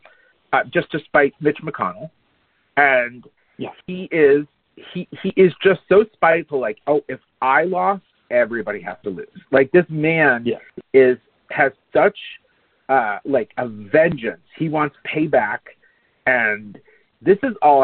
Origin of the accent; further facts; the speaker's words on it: Palm Beach, Florida, United States; I grew up in Palm Beach